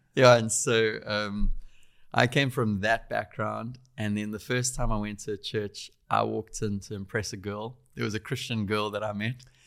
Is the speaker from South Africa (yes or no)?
yes; Durban, KwaZulu-Natal, South Africa; I grew up in Durban, South Africa.